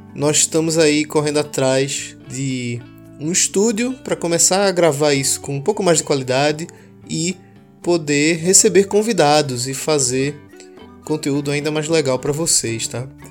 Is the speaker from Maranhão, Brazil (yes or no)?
no; Pernambuco, Brazil; Nós, pernambucanos, o povo mais receptivo e com o sotaque mais gostoso do país